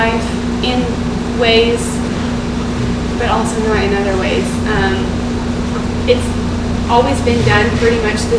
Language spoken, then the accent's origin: English; Kansas, United States; moved away as an adult; now in Texas, United States; I was actually born and raised in Kansas